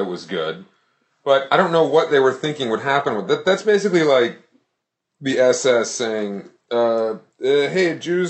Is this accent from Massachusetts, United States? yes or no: yes; Boston, Massachusetts, United States; I'm from Boston.